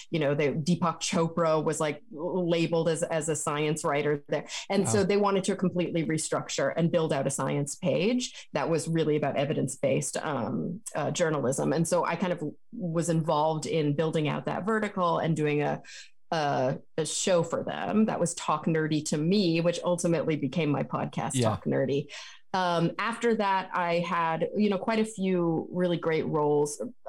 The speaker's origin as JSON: {"language": "English", "region": "Texas", "country": "United States", "tie": "born or raised there", "moved": "yes", "lives_now": "California, United States", "said": "But I grew up in Texas."}